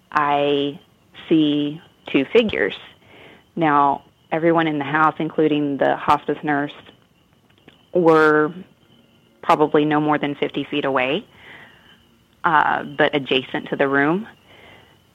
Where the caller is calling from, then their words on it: Cumming, Georgia, United States; I'm calling from Cumming, Georgia